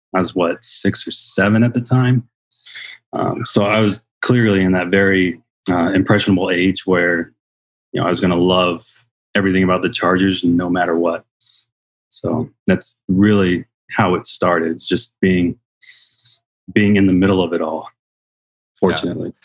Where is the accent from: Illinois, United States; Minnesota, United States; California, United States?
California, United States; San Diego; now in Arizona, United States; we grew up in San Diego, uh, an old military family, uh, throughout the nineties